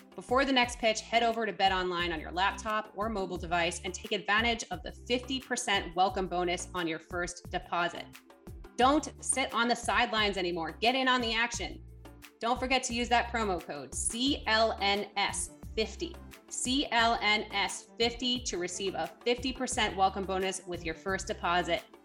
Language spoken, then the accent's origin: English; East Coast, United States; moved away as an adult; now in Los Angeles, United States; I grew up on the East Coast, spent nearly twenty-seven years of my life on the East Coast